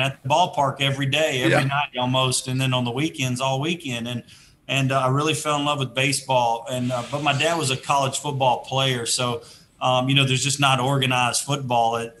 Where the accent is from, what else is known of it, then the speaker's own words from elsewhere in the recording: Shreveport, Louisiana, United States; moved away; also born or lived in Atlanta; the private school situation in my hometown